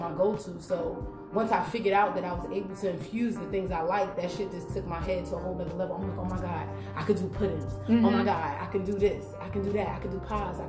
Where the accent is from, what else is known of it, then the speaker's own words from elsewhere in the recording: Jersey City, New Jersey, United States; moved away as an adult; also born or lived in Newark, New Jersey; now in Washington, D.C., United States; I'm originally from Jersey City, New Jersey, born and raised.